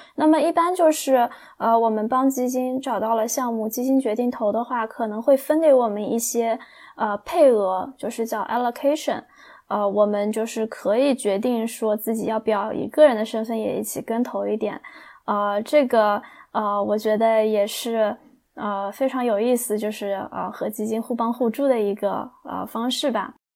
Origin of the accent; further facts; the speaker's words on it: China; 我们中国人